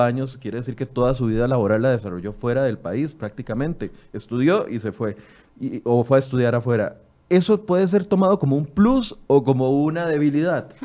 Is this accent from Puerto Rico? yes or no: no; Costa Rica; como buenos ticos